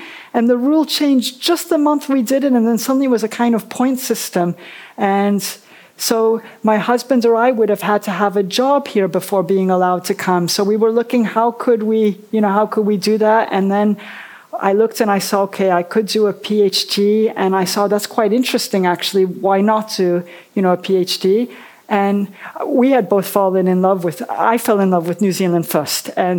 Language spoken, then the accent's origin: English; Belgium; also born or lived in Hartford, United States / France; I was born in Hartford, Connecticut. And then we went back to Belgium, so there was a period where we were going, you know, back and forth. And then when I was a teenager, I went back to France.